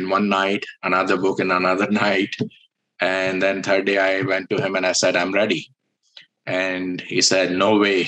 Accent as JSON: {"language": "English", "country": "India", "tie": "born or raised there", "said": "I was born in India"}